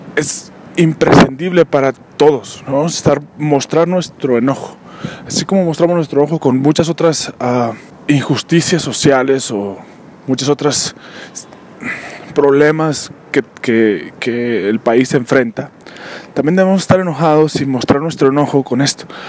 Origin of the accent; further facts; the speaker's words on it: Mexico; somos mexicanos